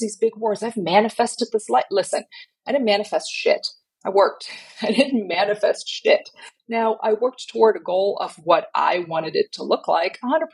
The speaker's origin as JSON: {"language": "English", "country": "Germany", "tie": "born or raised there", "moved": "yes", "lives_now": "Southern United States", "said": "I grew up in Germany. Most people in Germany don't do church"}